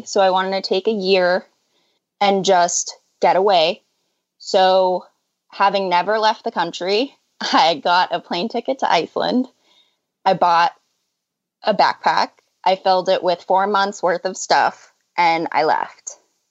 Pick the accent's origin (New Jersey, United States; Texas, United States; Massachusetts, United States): Massachusetts, United States; Boston; I'm from Boston. Like everybody in my family and will probably always be from Boston because that's how Boston works.